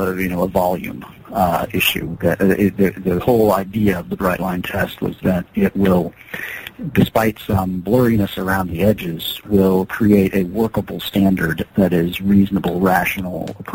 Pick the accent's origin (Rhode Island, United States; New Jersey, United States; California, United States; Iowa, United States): Iowa, United States; outside Des Moines; now in Lewiston, Maine, United States; I grew up outside Des Moines, Iowa